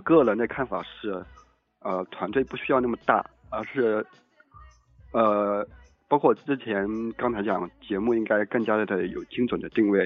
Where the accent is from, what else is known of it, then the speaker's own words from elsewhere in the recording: Yangzhou, Jiangsu, China; 我江苏扬州的